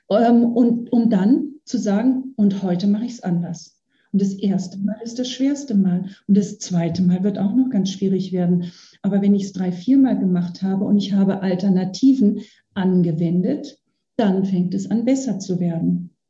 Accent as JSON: {"language": "German", "region": "Bavaria", "country": "Germany", "said": "ich komme aus Bayern, ich kenne die aus dem bayerischen Raum eher."}